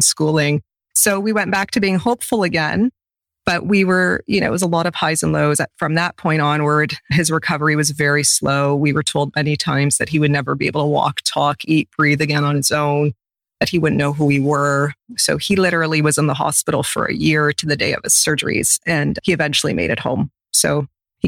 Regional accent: a couple hours from London, Ontario, Canada; moved away as an adult; So I'm in London, Ontario, and he's going to have his transplant in the same city, which is a couple hours away from my hometown.

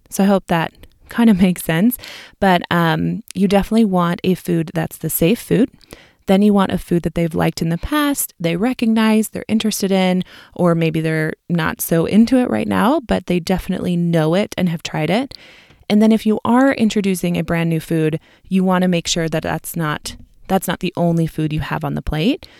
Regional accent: Midwest, United States; accent: Midwestern; my Midwestern accent

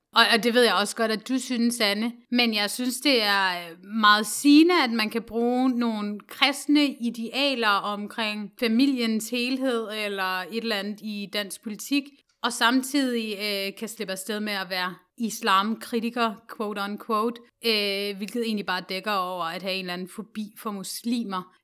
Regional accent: Denmark; os som danskere i vores generation

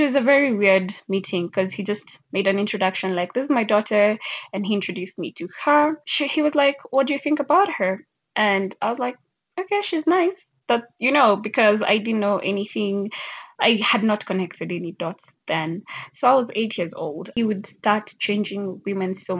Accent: Kenya; I'm from Kenya.

